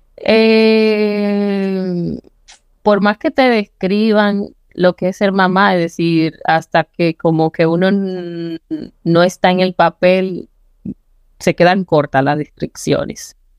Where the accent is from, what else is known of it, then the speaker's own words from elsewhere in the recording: Licey al Medio, Santiago, Dominican Republic; yo nací en Las Palomas. Yo siempre orgullosamente de ser, como nos dicen a los que nacimos allá, palomero. Es una comunidad que pertenece a Licey al Medio, que es un municipio de Santiago.